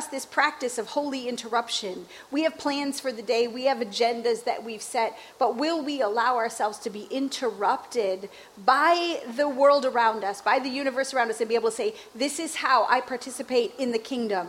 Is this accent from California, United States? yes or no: no; Chicago, Illinois, United States; I grew up in Chicago.